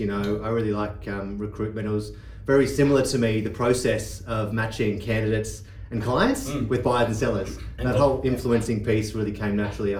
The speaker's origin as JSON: {"language": "English", "town": "Sydney", "region": "New South Wales", "country": "Australia", "tie": "born or raised there", "said": "I grew up on the Northern Beaches, very blessed to have done that and haven't left."}